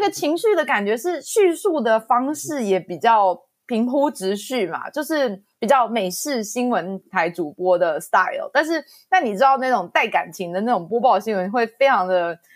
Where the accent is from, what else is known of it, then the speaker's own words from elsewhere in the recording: New Taipei, Taiwan; moved away as an adult; now in United States; 因为我身为一个台湾人，然后土生土长的台北县人，新北市人